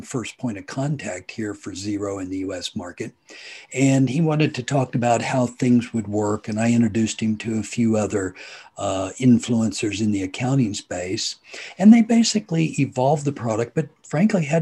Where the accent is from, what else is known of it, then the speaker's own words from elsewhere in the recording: Hutchinson, Kansas, United States; am from Hutchinson, Kansas.